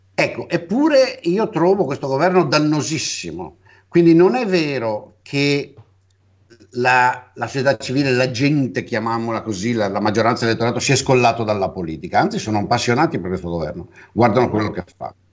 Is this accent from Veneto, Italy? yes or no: yes; Venice, Veneto, Italy; io sono cresciuto intellettualmente a Venezia